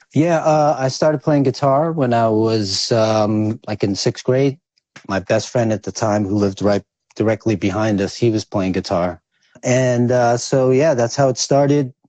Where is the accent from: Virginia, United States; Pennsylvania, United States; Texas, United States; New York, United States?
New York, United States; New York City; also born or lived in Quezon City, Philippines; I grew up in New York, man. Which, Most of my life since I was five. Uh, mostly in Staten Island, Staten Island, New York